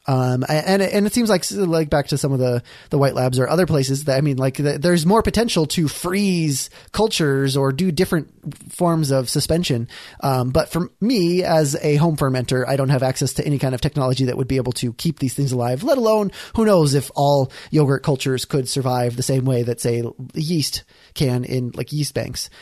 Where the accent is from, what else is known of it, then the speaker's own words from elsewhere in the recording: Iowa, United States; growing up in Iowa